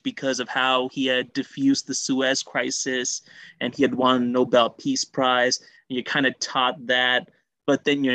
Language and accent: English; Toronto, Ontario, Canada; I was born and raised in Toronto, went to school in Toronto